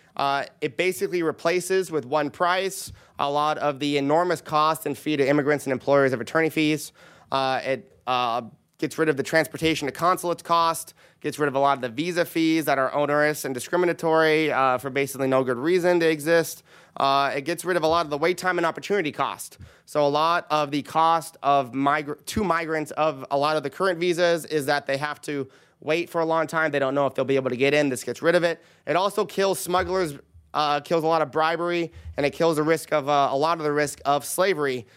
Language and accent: English; California, United States; I'm from California